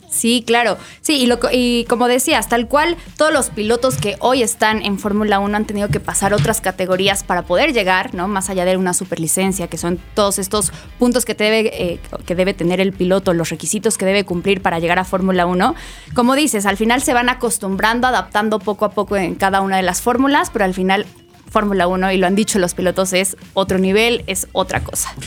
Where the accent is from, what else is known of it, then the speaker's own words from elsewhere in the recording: Mexico; nosotros como mexicanos